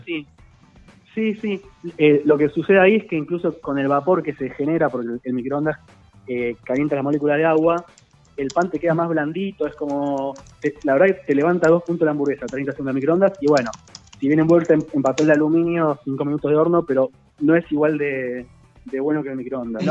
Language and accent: Spanish; Lomas de Zamora, Buenos Aires Province, Argentina; viví toda mi vida en Loma de Zamora